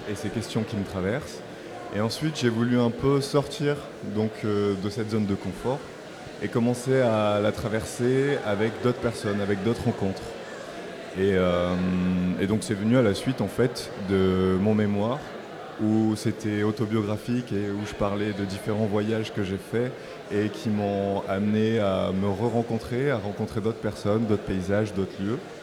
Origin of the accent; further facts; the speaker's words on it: Marseille, Provence-Alpes-Côte d'Azur, France; initialement, je viens de Marseille. Et donc, moi, je viens des quartiers nord de Marseille